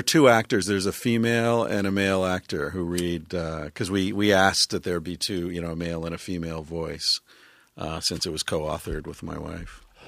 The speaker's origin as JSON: {"language": "English", "region": "Pennsylvania", "country": "United States", "tie": "born or raised there", "said": "I grew up in Pennsylvania"}